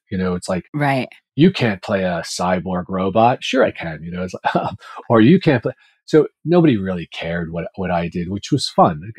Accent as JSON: {"language": "English", "region": "New York", "country": "United States", "tie": "born or raised there", "said": "My parents were both from Ireland. We were raised in Washington Heights in Manhattan."}